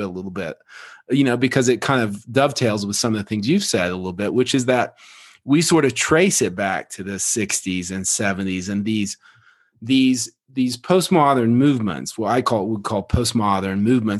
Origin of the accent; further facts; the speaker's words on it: Oklahoma, United States; I grew up in Oklahoma